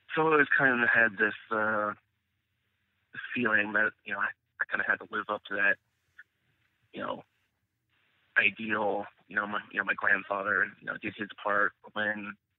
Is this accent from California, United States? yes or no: yes; Northern California, United States; I grew up in California, Northern California, so it's you know pretty liberal place.